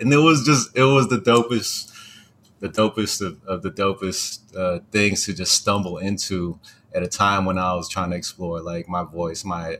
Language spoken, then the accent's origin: English; Hawaii, United States; also born or lived in California; my first memory started in Hawaii, even though I was born in California.